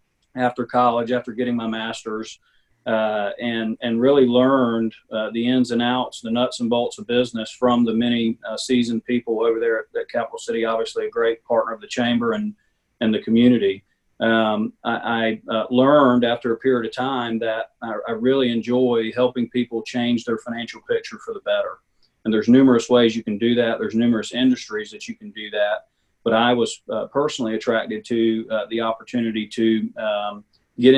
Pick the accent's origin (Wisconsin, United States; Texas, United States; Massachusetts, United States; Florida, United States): Florida, United States; Quincy; moved away as an adult; also born or lived in Marianna; now in Tallahassee, United States; I'm originally from Quincy